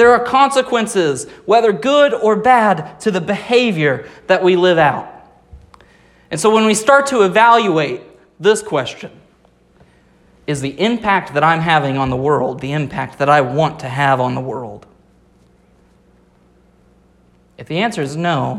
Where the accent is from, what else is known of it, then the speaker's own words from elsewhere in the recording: Rogers, Arkansas, United States; I was born in Rogers, Arkansas, not even remotely close to California.